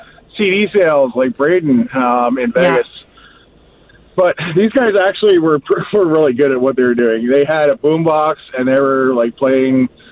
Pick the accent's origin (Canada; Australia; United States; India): Canada; I'm from Canada